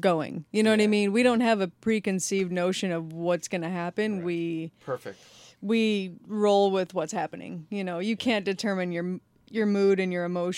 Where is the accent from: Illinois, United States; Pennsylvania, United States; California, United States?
Illinois, United States; Chicago; I grew up in Chicago